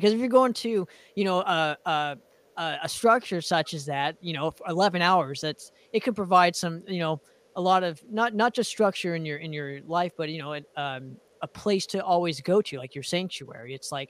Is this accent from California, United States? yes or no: yes; Southern California, United States; I'm from Southern California.